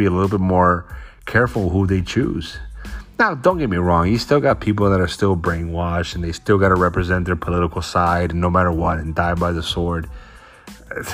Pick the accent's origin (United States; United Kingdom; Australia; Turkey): United States; Florida; now in Washington, United States; I'm from Florida